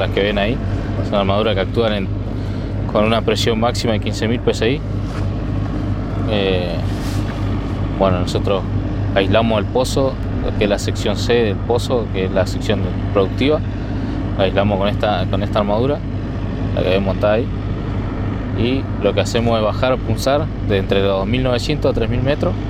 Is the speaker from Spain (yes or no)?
no; Lof Nehuen Mapu, Traunco, Neuquén, Argentina; del Lof Nehuen Mapu de la zona del Traunco de la Confederación Mapuche de Neuquén